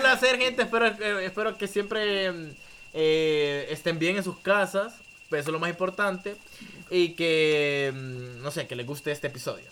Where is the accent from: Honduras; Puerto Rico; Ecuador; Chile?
Honduras; Danlí, El Paraíso; nosotros somos de Danlí